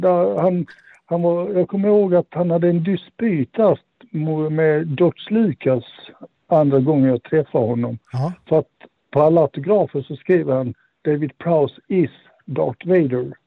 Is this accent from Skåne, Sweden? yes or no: yes; Malmö, Skåne, Sweden; moved away; Jag är från Malmö ursprungligen